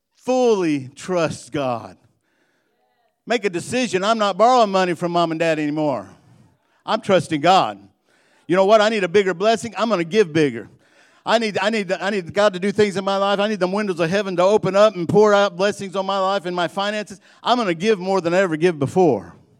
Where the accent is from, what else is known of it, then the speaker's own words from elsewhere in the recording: Illinois, United States; I'm from Illinois